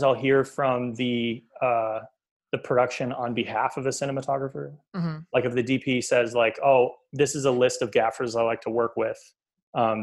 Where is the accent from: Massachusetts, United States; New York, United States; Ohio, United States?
Massachusetts, United States; Beverly; also born or lived in Boston; I am from Beverly.